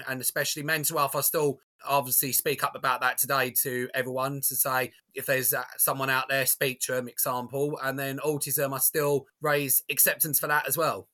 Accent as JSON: {"language": "English", "town": "Basildon", "region": "East of England", "country": "United Kingdom", "tie": "born or raised there", "said": "my hometown of Basildon"}